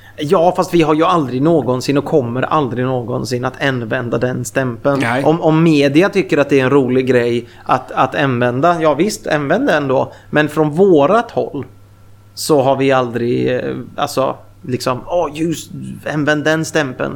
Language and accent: Swedish; Mariestad, Västra Götaland, Sweden; moved away; also born or lived in Gothenburg; i Mariestad där jag kommer ifrån från, från början